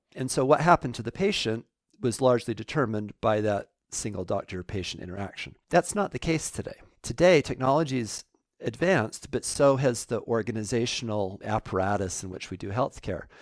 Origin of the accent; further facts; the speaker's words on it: Salt Lake City, Utah, United States; I grew up in Salt Lake City